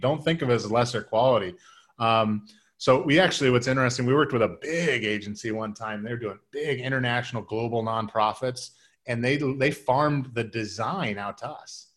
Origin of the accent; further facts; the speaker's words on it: Midwest, United States; I'm from, I'm from the Midwest